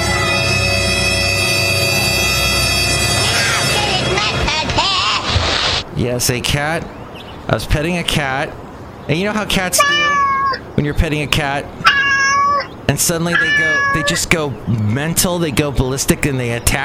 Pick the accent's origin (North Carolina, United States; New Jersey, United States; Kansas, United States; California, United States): California, United States; accent: California; I got my California accent